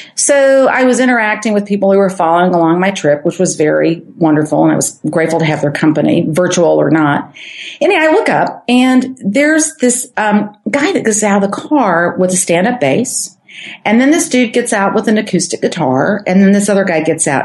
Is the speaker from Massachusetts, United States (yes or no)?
no; St. Louis, Missouri, United States; I'm from St. Louis.